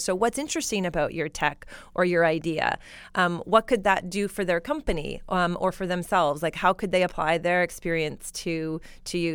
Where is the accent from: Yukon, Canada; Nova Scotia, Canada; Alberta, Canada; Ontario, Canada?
Alberta, Canada; now in Silicon Valley, United States; I'm from Alberta